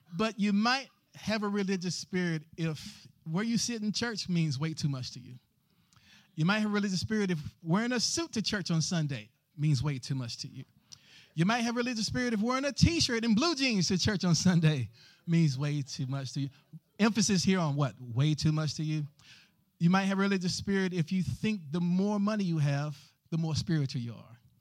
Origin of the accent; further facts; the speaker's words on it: the South, United States; growing up in the South